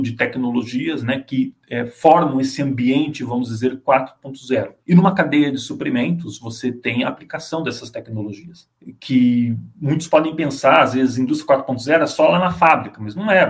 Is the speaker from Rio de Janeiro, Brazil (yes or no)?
no; Bauru, São Paulo, Brazil; moved away; Eu sou de Bauru, São Paulo, que é uma cidade que foi formada basicamente pela ferrovia. Então eu fui criado num bairro ali, praticamente à beira da ferrovia